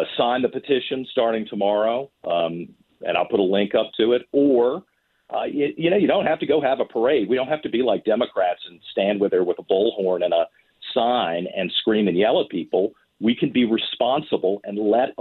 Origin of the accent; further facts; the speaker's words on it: Richmond, Virginia, United States; this is my hometown. I will always have a connection to Richmond